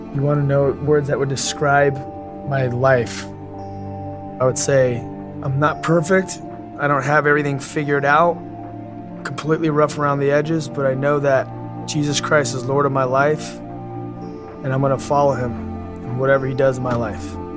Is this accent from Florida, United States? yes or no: no; Los Angeles, California, United States; I grew up in Los Angeles in Southern California